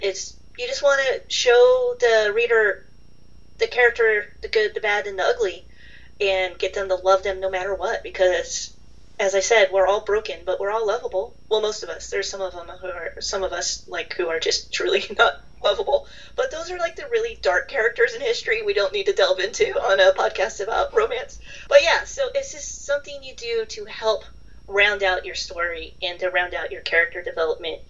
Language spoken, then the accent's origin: English; Midwest, United States; accent: Midwest; also born or lived in London, United Kingdom; I'm from the part of the country where, like, all of us are like, we don't have accents, we're just, but it was kind of nice to be exotic for a while when I lived over there, because over here, I don't have a Boston or a New York or a Southern, so I'm just kind of Midwest